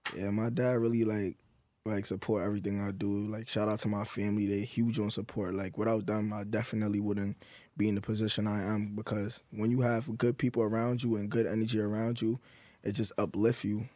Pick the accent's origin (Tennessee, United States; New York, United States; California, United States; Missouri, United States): New York, United States; I'm from New York